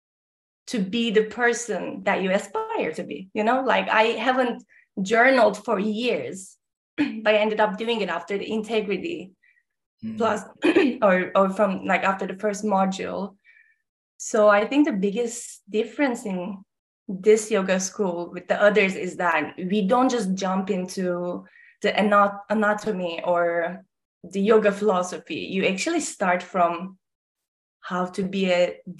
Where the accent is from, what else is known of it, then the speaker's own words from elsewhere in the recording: Ankara, Turkey; moved away as an adult; also born or lived in South Texas; now in Texas, United States; I'm from Ankara, Turkey, born and raised in Turkey up until 18 years old, and then came to South Texas to play basketball. Then got married and stayed